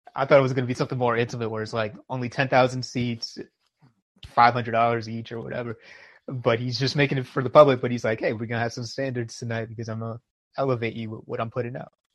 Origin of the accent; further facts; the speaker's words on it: New York, United States; as a New Yorker